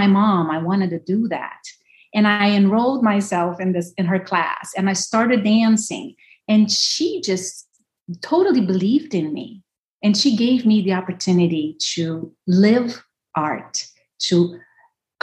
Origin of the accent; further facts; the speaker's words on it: Brasília, Federal District, Brazil; also born or lived in São Paulo; I was growing up in Brasilia, so the capital of Brazil, middle of nowhere